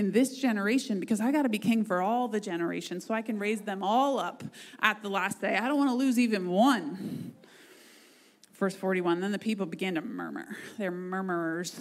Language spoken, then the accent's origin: English; United States; We are so privileged as Americans, like as American Christians